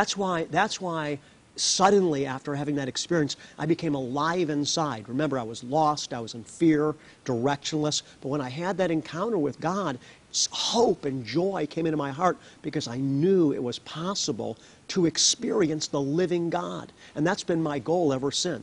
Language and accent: English; United States; as an American